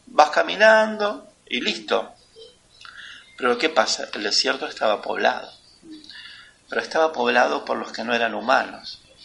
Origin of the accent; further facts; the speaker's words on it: Argentina; Nosotros, los argentinos, todos bajamos de los barcos